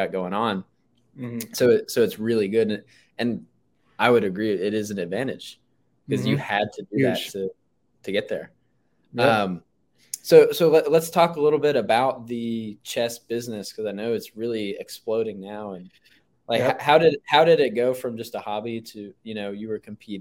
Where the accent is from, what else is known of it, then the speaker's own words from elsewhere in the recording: United States; I was born in America